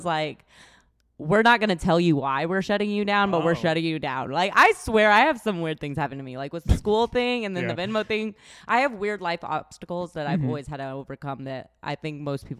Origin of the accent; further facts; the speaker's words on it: Washington, United States; now in Texas, United States; I grew up in Washington